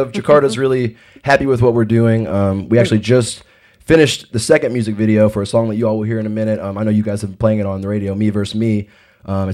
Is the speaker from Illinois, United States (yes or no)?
no; Louisville, Kentucky, United States; moved away as an adult; now in Los Angeles, United States; I'm from Louisville. I just recently moved to Los Angeles